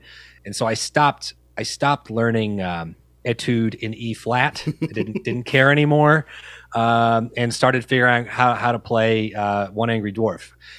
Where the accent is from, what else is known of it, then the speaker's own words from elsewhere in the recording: New Orleans, Louisiana, United States; Grew up in New Orleans where, you know, music is everywhere. Music is a big part of the culture, everyone participating in it.